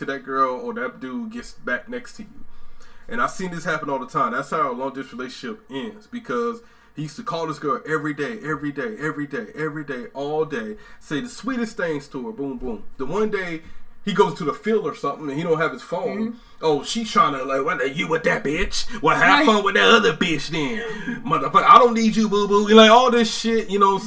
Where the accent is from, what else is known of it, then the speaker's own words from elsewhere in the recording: Georgia, United States; moved away as an adult; also born or lived in North Carolina; I'm from Georgia, but I was stationed in North Carolina at the time